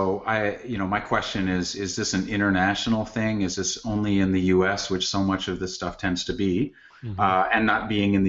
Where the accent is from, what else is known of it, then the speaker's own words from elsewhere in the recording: Canada; Just because, you know, as a Canadian, you know, you mentioned gun control, and I'm like, I have no problem with gun control. We have gun control.